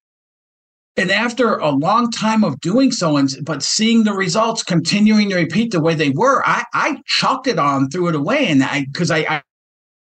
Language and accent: English; Detroit, Michigan, United States; this kid from Detroit